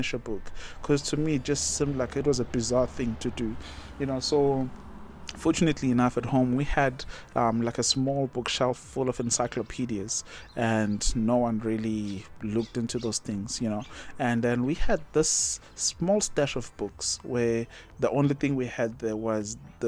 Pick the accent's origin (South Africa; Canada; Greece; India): South Africa; Umgababa, KwaZulu-Natal; moved away as an adult; also born or lived in Durban; now in Botswana; I grew up in Umgababa, I was born and bred there, went to a local primary school, went to a local high school